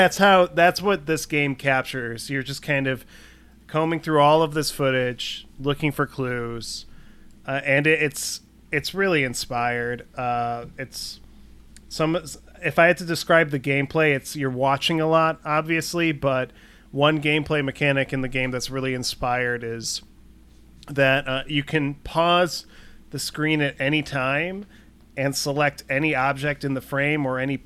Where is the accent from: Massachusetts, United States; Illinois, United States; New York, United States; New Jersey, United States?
Illinois, United States; Northbrook; I live in Northbrook, Illinois, or I grew up in Northbrook, Illinois, and that's where John Hughes is from.